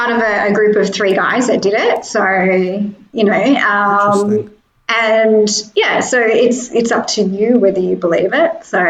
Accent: Australia; being Australian

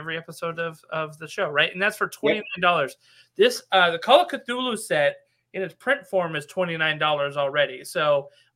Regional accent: Nevada, United States; I'm from Nevada, by the way, and the Old West is kind of in my bones.

